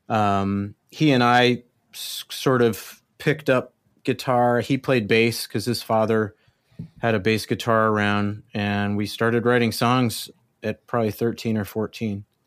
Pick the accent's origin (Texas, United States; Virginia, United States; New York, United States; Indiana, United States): Texas, United States; El Paso; moved away as an adult; I was born in El Paso, Texas. Um, and I grew up there, I guess you could say. I lived there till I was, uh, just after my eighteenth birthday